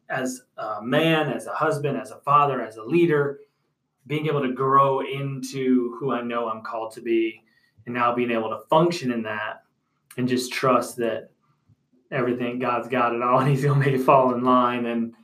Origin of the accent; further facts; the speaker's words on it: Rochester area, Western New York near Buffalo, United States; moved away as an adult; also born or lived in Elizabeth, New Jersey / Bronx, New York; now in Atlanta, United States; And then was raised in the Bronx for a little bit and then moved to Western New York near Buffalo, Rochester area.